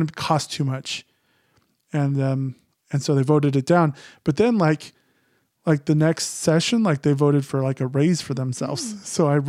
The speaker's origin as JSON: {"language": "English", "town": "Phoenix", "region": "Arizona", "country": "United States", "tie": "born or raised there", "said": "because I grew up in Phoenix, my ideas were very, I mean, it's funny because I'm very conservative, but my ideas were more liberal than Snowflake was used to."}